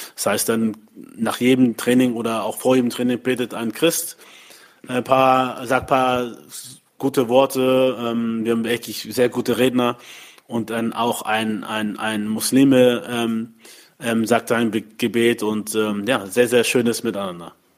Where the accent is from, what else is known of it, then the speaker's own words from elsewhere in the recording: Hamburg, Germany; also born or lived in Mainz; in Deutschland ähm, in dem Land, wo ich geboren bin, aufgewachsen bin